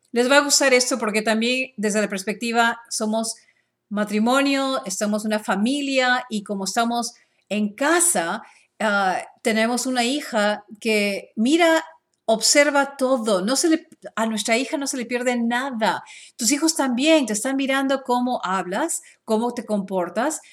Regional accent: Peru; now in Dallas, United States; yo soy ah, de Perú

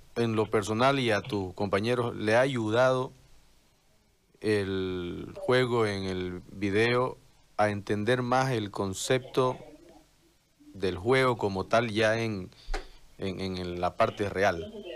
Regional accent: Bolivia; en nuestro país

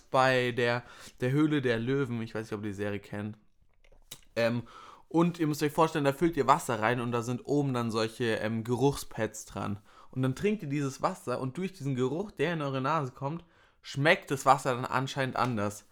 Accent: Würzburg, Bavaria, Germany; bei uns in Würzburg

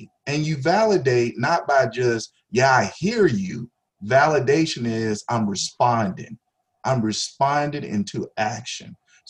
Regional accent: the South, United States; And I learned that from growing up in the South from my own dad.

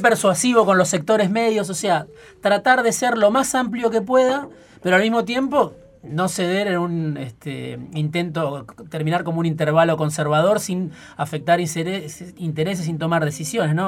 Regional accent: Argentina; los argentinos

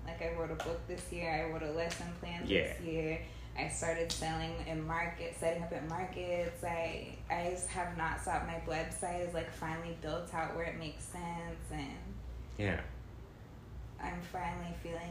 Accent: California, United States; also born or lived in Indianapolis; now in Miami, United States; I'm from California

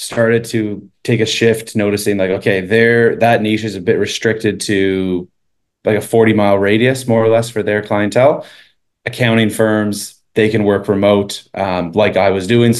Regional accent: Eastern Canada, Canada; moved away as an adult; also born or lived in Sweden / Toronto; I grew up in Eastern Canada, lived there my entire life up until about 19

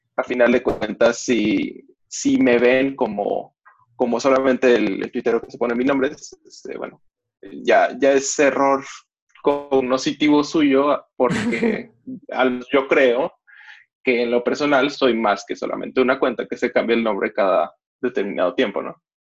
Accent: Mexico; soy mexicano, tengo 20 años

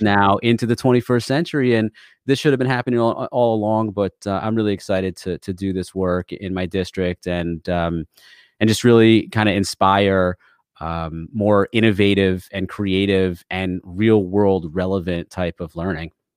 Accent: Connecticut, United States; also born or lived in New York; I am from Connecticut

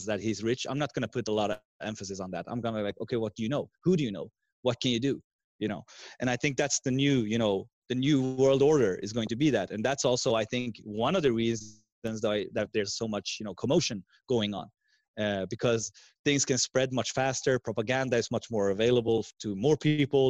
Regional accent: Sweden; English is a second language; I'm from Sweden with two parents from also different countries. My mother is from Finland, and my dad, as I said in the beginning, is Iranian Persian

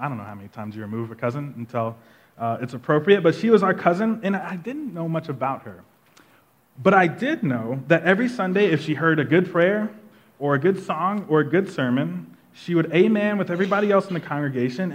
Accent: Tulsa, Oklahoma, United States; moved away; we're all from Tulsa, Oklahoma, and we actually grew up in a pretty traditional Black Baptist church on the north side of Tulsa.

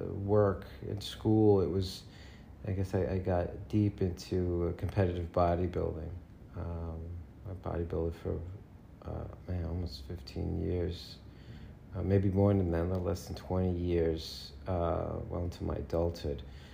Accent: New York City, New York, United States; also born or lived in Lower Manhattan; Yes, I'm from New York. I'm from Astoria, Queens. Born and raised in New York. I think I've lived in probably about 3 out of the 5 boroughs.

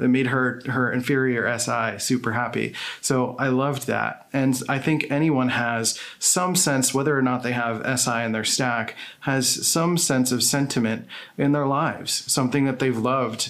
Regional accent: Philadelphia, Pennsylvania, United States; moved away; I grew up in Philadelphia

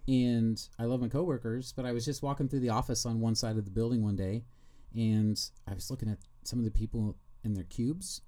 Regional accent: Kansas City, Missouri, United States; I'm from Kansas City

